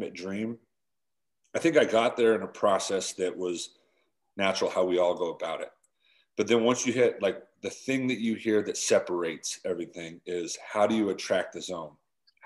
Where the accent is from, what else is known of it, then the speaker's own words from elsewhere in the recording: Utah, United States; I grew up in Utah